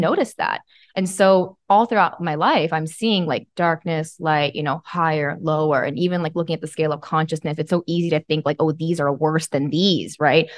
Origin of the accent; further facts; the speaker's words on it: Bible Belt, Southern United States, United States; I was raised in the Christian Bible Belt.